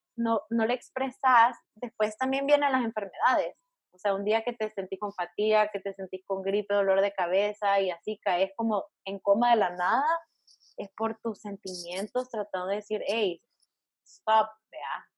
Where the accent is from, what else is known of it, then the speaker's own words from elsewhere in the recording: El Salvador; moved away as an adult; now in Miami, United States; vivo en Miami ahorita, soy de Salvador.